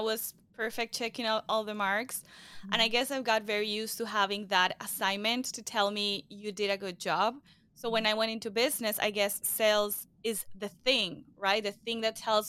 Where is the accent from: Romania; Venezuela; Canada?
Venezuela; now in Miami, United States; I'm originally from Venezuela. I live in Miami, Florida.